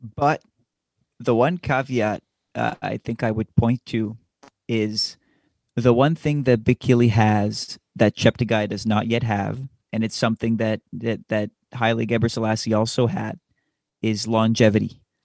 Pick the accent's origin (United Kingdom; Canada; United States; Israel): Canada; As we're Canadian